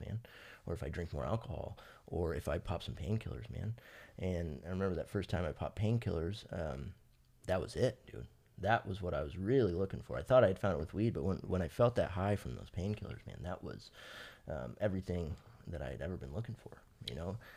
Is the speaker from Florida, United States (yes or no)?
no; Fresno, California, United States; also born or lived in North Carolina; I have lived in Fresno since I was three months old till, till now